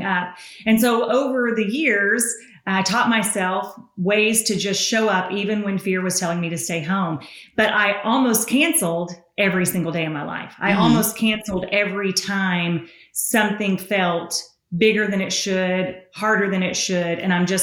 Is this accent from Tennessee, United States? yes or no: yes; Tennessee, United States; accent: Southern; So I'm from Tennessee.